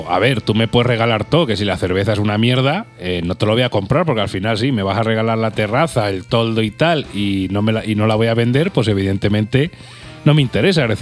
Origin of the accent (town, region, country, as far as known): Alovera, Castilla-La Mancha, Spain